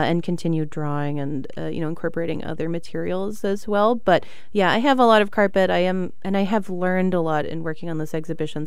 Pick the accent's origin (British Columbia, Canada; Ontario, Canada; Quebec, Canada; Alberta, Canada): British Columbia, Canada; Victoria; also born or lived in Montreal; now in Chicago, United States; I'm from Victoria, British Columbia, on Vancouver Island.